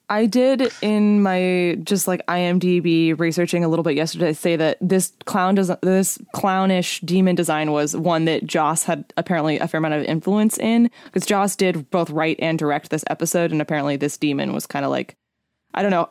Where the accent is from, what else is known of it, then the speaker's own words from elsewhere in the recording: California, United States; I'm from California, born and raised